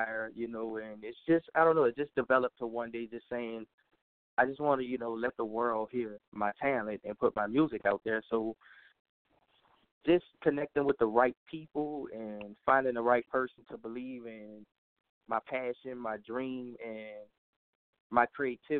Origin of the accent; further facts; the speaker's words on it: New Orleans, Louisiana, United States; that's my hometown. That's where I was born and raised